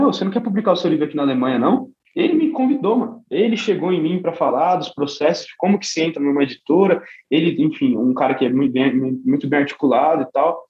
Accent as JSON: {"language": "Portuguese", "region": "São Paulo", "country": "Brazil", "said": "na minha quebrada e na, em algumas quebradas de São Paulo"}